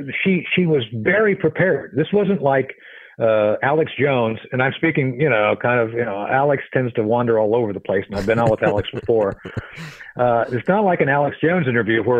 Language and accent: English; Lisbon, Portugal; now in United States; I grew up in Lisbon, Portugal in the 70s